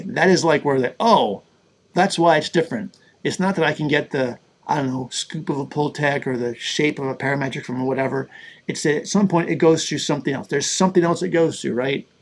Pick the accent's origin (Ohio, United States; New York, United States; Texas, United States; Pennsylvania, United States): New York, United States; Buffalo; I grew up in Buffalo, New York